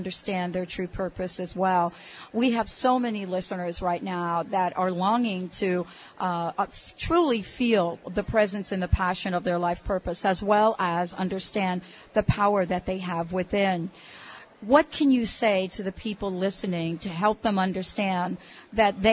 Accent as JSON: {"language": "English", "region": "New York", "country": "United States", "said": "I'm from New York"}